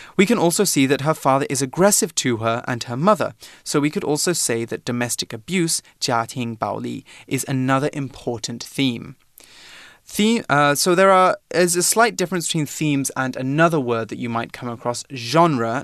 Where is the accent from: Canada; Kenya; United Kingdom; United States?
United Kingdom; I'm from Britain, but the official name of my country is the United Kingdom of Great Britain and Northern Ireland.